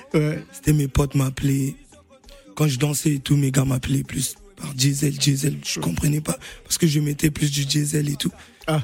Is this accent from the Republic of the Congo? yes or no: yes; Brazzaville, Republic of the Congo; né à Bakongo, grandi à Mongali, Wenzi